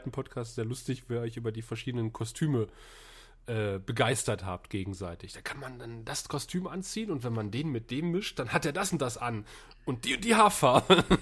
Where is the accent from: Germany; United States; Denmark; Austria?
Germany; Northern Germany; Ich bin Norddeutscher, ich habe mit Karneval nichts am Hut.